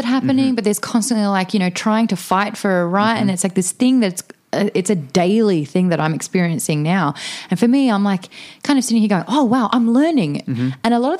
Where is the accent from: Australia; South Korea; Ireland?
Australia; now in United States; it's very hard being an Australian coming to America